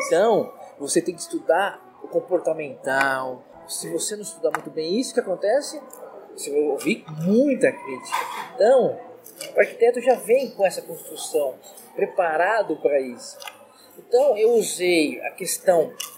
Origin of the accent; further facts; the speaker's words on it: São Paulo, Brazil; eu moro na zona, nasci na Zona Leste, tudo na história, eu nasci na Zona Leste, é, naquela época nada asfaltado, tudo lama